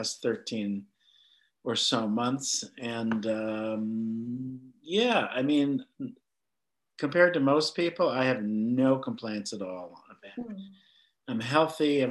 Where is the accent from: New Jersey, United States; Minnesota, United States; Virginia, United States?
Minnesota, United States; northern; I was raised in Minnesota, which being a Jewish kid in northern Minnesota was an interesting perspective on life